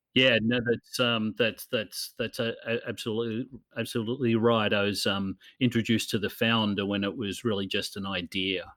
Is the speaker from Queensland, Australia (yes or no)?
no; Newcastle, New South Wales, Australia; moved away as an adult; also born or lived in Los Angeles / Sydney / New York; my hometown in Newcastle in Australia